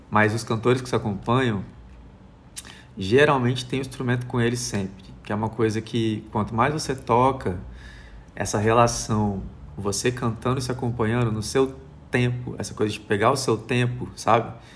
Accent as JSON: {"language": "Portuguese", "country": "Brazil", "said": "me entender como brasileiro"}